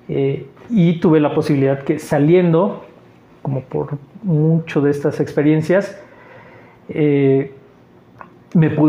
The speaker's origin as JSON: {"language": "Spanish", "region": "Mexico City", "country": "Mexico", "said": "Eh, soy chilango, sí. Llegué con el INEGI."}